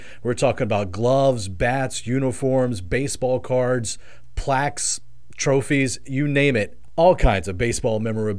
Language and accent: English; Washington County, Eastern North Carolina, United States; I grew up in Eastern North Carolina in Washington County